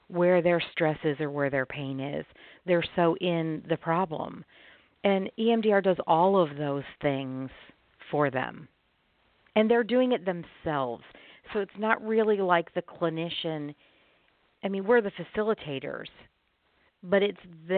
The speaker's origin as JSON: {"language": "English", "town": "Chicago", "region": "Illinois", "country": "United States", "moved": "yes", "lives_now": "Arkansas, United States", "said": "I live in Arkansas. I'm originally from the Chicago area, but I live in Arkansas."}